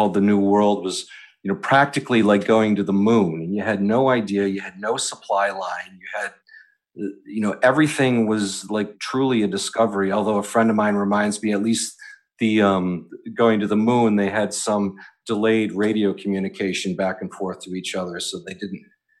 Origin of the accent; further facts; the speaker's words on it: Northeast, United States; now in New York City, United States; one of the benefits of living here in New York City and growing up in the Northeast is the proximity to so many of these things